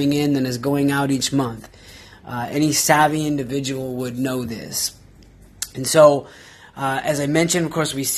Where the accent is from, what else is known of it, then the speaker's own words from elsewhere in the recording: Pacific Northwest, United States; I'm from the Pacific Northwest